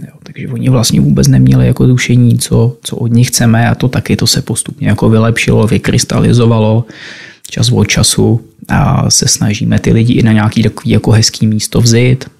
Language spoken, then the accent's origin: Czech; Trutnov, Hradec Králové Region, Czechia; moved away; also born or lived in Prague; Původem jsem z Trutnova a kde mám dům